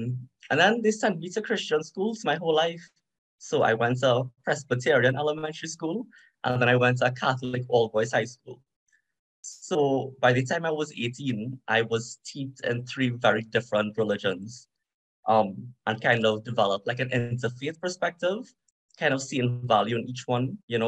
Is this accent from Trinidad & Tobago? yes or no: yes; Trinidad & Tobago; So I was born in Trinidad and Tobago. I'm of East Indian descent. So just like a little bit of history, when people look at me, they think I'm from India, but I'm not, right? I'm Indo-Trinidadian. So I think I'm third or fourth generation Indo-Trinidadian.